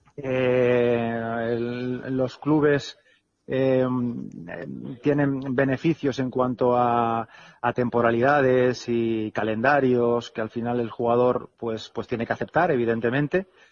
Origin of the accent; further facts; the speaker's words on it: Alicante, Valencian Community, Spain; moved away; yo soy alicantino